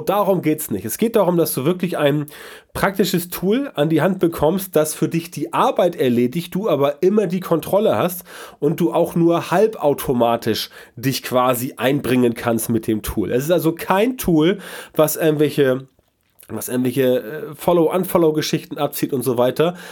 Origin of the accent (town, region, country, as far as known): Germany